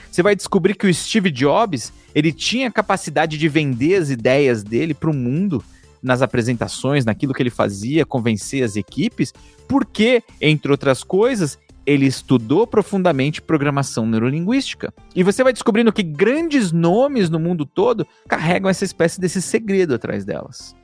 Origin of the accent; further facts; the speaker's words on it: São Paulo, Brazil; Eu nasci em São Miguel Paulista. Eu vim de um bairro super pobre